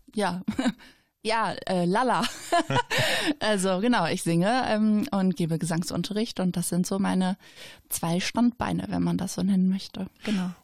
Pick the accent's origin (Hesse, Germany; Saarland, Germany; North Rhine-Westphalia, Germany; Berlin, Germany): North Rhine-Westphalia, Germany; Schwelm; also born or lived in Gevelsberg / Ennepetal; ich bin ein Kind des Ennepe-Ruhr-Kreises, äh, hier geboren, aufgewachsen, immer noch wohnend